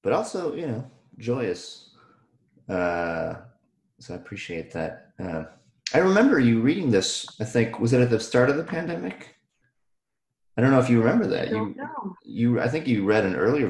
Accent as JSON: {"language": "English", "region": "Ohio", "country": "United States", "tie": "born or raised there", "said": "I grew up in Ohio"}